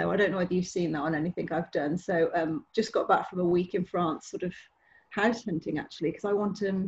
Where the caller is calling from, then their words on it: Leamington Spa, West Midlands, United Kingdom; I'm in Leamington Spa in Warwickshire um, at the moment.